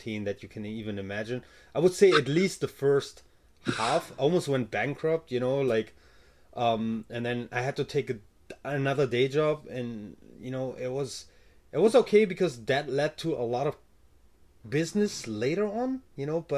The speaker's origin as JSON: {"language": "English", "country": "Germany", "moved": "yes", "said": "I'm from Germany, so I started businesses before in Germany"}